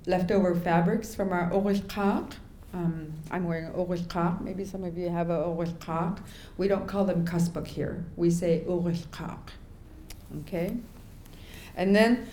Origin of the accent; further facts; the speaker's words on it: King Island community, Alaska, United States; I grew up in the King Island community